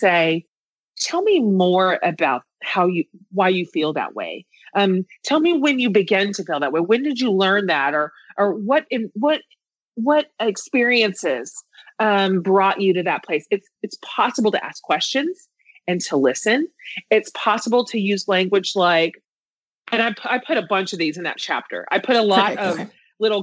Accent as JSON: {"language": "English", "region": "Kansas", "country": "United States", "tie": "born or raised there", "moved": "yes", "lives_now": "Austin, United States", "said": "I grew up in Kansas in a very like blue collar environment"}